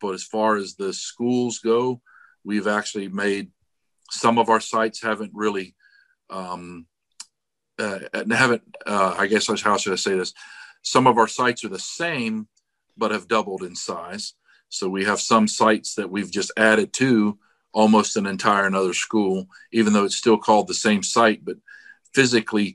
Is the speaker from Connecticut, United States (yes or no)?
no; Daytona Beach, Florida, United States; also born or lived in Palm Coast, Florida; I was born in Daytona Beach, Florida. So born and raised in Florida